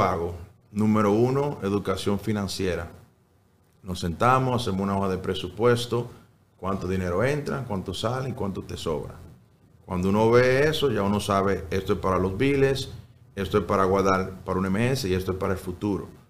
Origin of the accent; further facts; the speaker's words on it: New York, United States; also born or lived in Salcedo, Dominican Republic / Santiago, Dominican Republic; now in Coral Gables, United States; Eh, nació mi hermano Michael y como a los seis años fui a Nueva York